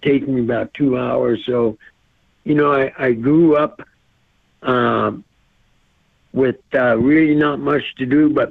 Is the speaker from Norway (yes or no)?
no; Blackfeet Reservation, Montana, United States; I was raised on the Blackfeet Reservation, a place they call Seville Flats